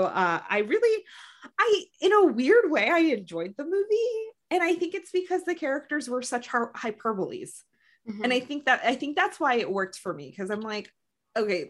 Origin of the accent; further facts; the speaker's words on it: United States; I'm Filipino American